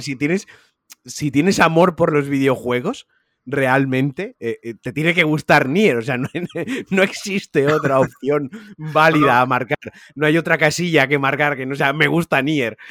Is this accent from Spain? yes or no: yes; Valencia, Valencian Community, Spain; soy de Valencia